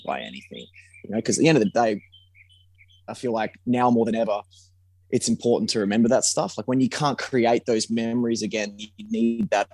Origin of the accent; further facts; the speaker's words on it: Perth, Western Australia, Australia; about home, you know, about growing up in Perth